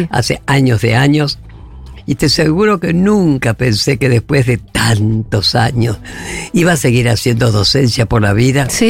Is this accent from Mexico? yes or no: no; Paraná, Entre Ríos, Argentina; CAMS de Paraná … somos de Paraná, que vamos a pasar las vacaciones.